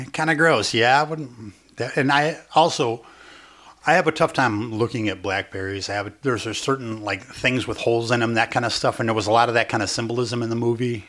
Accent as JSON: {"language": "English", "area": "Chicago", "region": "Illinois", "country": "United States", "accent": "old-fashioned Chicago (like Dennis Farina)", "said": "my accent sounds like it was buried in a time capsule behind Dennis Farina's house."}